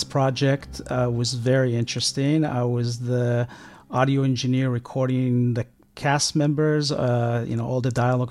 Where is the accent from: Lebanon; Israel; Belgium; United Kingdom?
Israel; moved away; I grew up in Israel